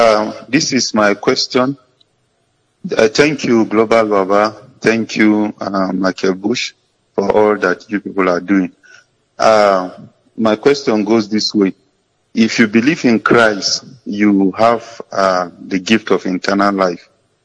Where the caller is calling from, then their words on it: Jos, Plateau, Nigeria; I'm calling from Jos.